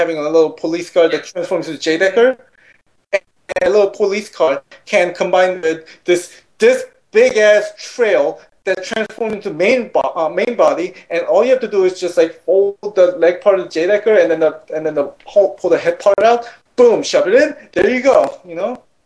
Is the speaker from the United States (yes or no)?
no; South Korea; moved away; growing up in Korea